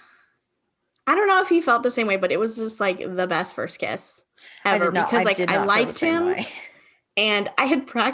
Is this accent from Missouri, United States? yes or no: yes; Missouri, United States; moved away as an adult; also born or lived in New York; I lived in New York. I was going to school in New York. I'm from Missouri.